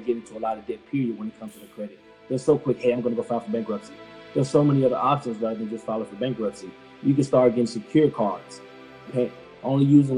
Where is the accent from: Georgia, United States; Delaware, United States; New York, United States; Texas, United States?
Georgia, United States; Atlanta; my upbringing, born in Atlanta, raised in Atlanta